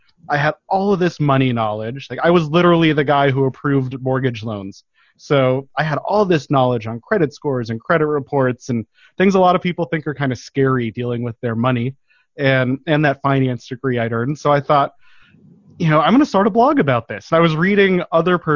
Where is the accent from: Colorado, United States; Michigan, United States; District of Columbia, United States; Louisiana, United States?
Colorado, United States; Denver; moved away as an adult; also born or lived in Portland; now in Southern California, United States; I grew up in Denver